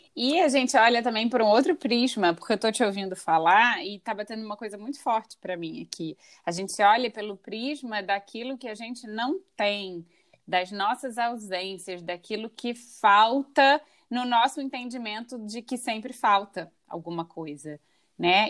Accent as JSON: {"language": "Portuguese", "region": "Rio de Janeiro", "country": "Brazil", "moved": "yes", "said": "Nós duas somos cariocas, nós duas somos do Rio de Janeiro"}